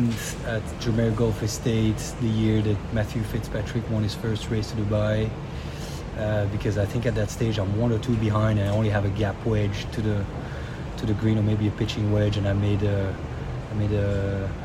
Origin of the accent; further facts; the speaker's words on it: Brussels, Brussels-Capital Region, Belgium; I was born and raised in the middle of Brussels, the capital of Belgium